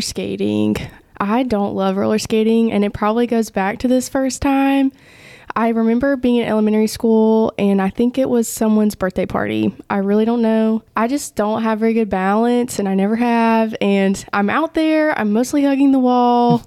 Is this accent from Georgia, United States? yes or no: yes; Vidalia, Georgia, United States; now in Augusta, United States; I'm originally from Vidalia, Georgia, where the onions are